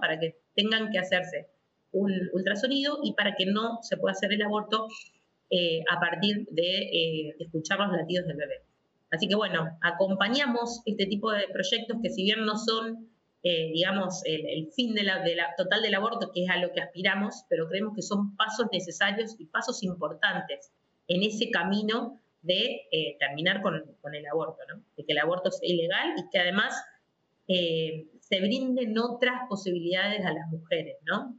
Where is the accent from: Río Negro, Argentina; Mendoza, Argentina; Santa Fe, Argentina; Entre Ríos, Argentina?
Santa Fe, Argentina; Rosario; soy de Rosario, de la ciudad de Rosario, siempre mi familia, digamos, eh, profesa la fe católica. Em, desde pequeña asistía a, mi parroquia, que es del Santísimo Sacramento, en la ciudad de Rosario